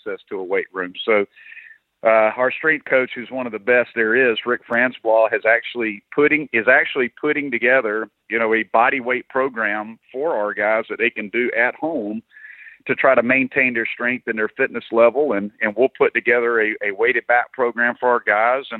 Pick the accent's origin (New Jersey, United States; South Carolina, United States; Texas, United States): South Carolina, United States; I'm from South Carolina. I was born here. My whole family's from here. Mom and dad are both from here. Grew up here